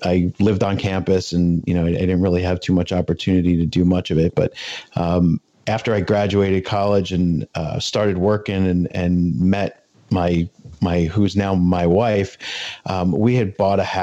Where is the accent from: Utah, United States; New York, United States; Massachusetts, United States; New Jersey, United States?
New Jersey, United States; also born or lived in the western US; I was born out west and I grew up in New Jersey